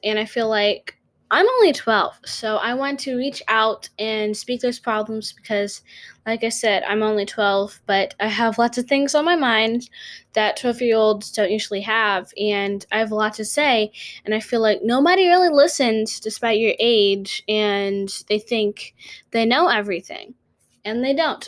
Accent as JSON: {"language": "English", "region": "North Carolina", "country": "United States", "said": "I'm from North Carolina."}